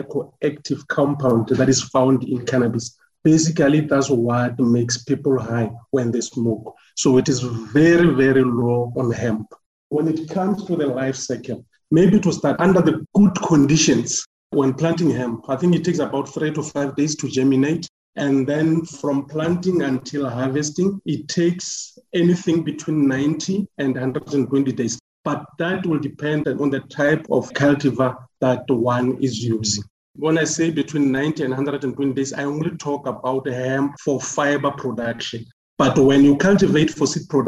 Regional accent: Polokwane, Limpopo, South Africa; moved away as an adult; also born or lived in Free State; I grew up in Limpopo, Polokwane to be specific, and I moved to Free State when I went to do my tertiary qualifications.

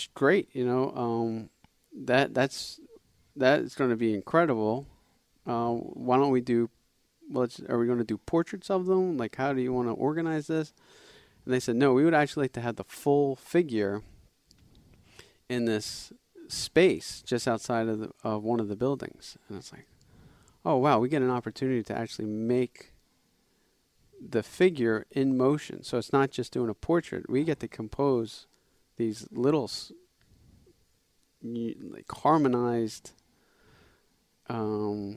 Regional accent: Philadelphia, Pennsylvania, United States; we're from the Philadelphia area.

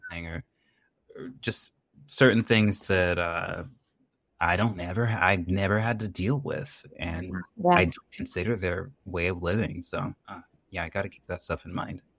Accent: United States; first language English; I'm from the United States. English is my first language

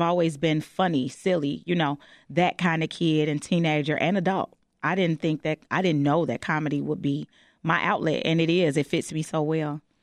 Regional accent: Chicago, Illinois, United States; I'm born and raised on the West Side of Chicago

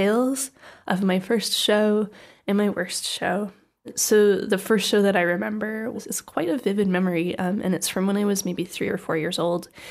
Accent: Canada; from my hometown in Canada

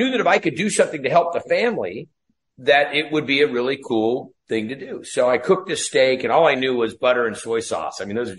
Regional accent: Ferndale, California, United States; So anyhow, I grew up in Northern California. If you ever saw the movie Outbreak with Dustin Hoffman, that's a little town that I was raised in, a little town called Ferndale.

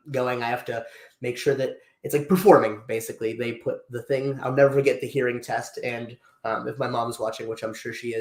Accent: Freeport, Pennsylvania, United States; grew up, born and raised in Freeport, Pennsylvania

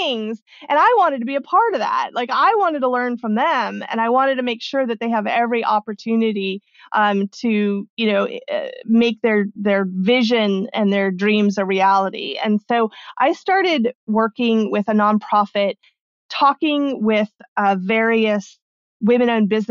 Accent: Arizona, United States; born or raised there; also born or lived in Mexico

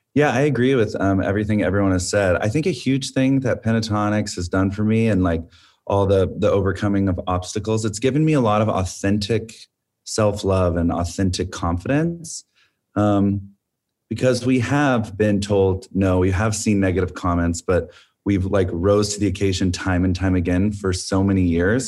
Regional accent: Arlington, Texas, United States; moved away as an adult; also born or lived in California; we grew up together in Arlington, Texas, doing choir and theater

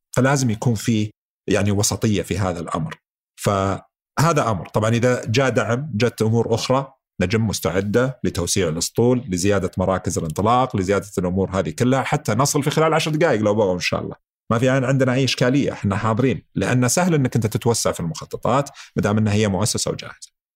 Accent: Saudi Arabia; احنا عندنا في السعوديه

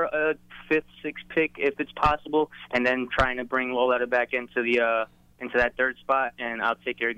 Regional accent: Queens, New York, United States; I'm from Queens, but I've been calling in as … from Florida. So it's … from Queens now.

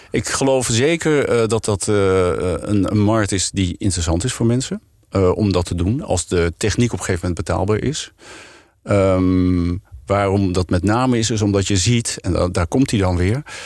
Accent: Netherlands; als Nederlanders

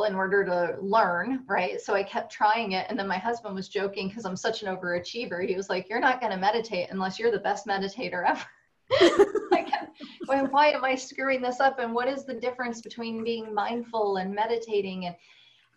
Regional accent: New Jersey, United States; as a Jew growing up in New Jersey

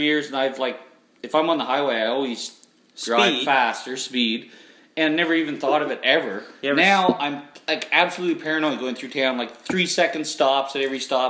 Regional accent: Charlotte County, New Brunswick, Canada; I'm from Charlotte County.

